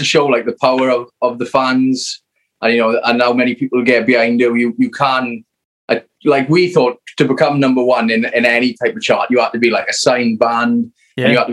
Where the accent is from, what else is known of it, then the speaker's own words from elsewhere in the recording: Merthyr Tydfil, Wales, United Kingdom; South Wales, we are. It's, we're from Merthyr Tydfil